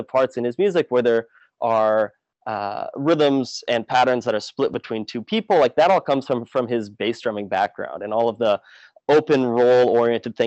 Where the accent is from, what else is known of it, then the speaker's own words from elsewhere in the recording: Oregon, United States; which is where I grew up on the West Coast at Oregon